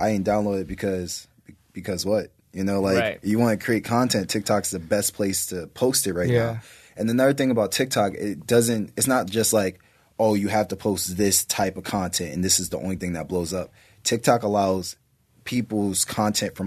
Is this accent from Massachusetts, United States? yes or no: no; Maryland, United States; moved away; also born or lived in Chicago, Illinois; I was raised in Maryland. So like, you know, most of my true growth happened in Maryland and the DMV